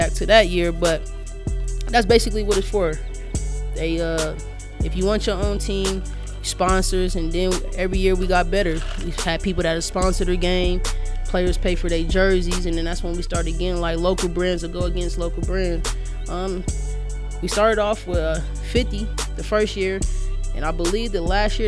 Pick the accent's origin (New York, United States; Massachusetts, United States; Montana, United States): New York, United States; now in Denver, United States; I'm from New York